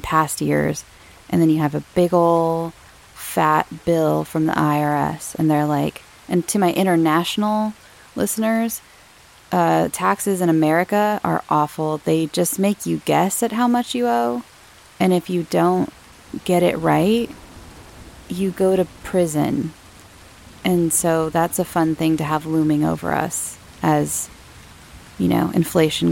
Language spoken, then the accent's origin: English; Southern California, United States; I'm from Southern California